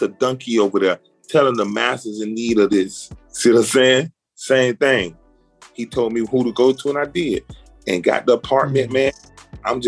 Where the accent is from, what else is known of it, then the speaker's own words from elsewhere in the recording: Miami, Florida, United States; also born or lived in Kansas City; I'm from Miami